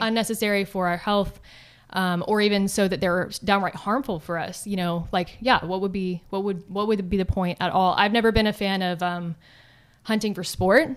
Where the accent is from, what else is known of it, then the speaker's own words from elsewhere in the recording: Texas, United States; growing up in Texas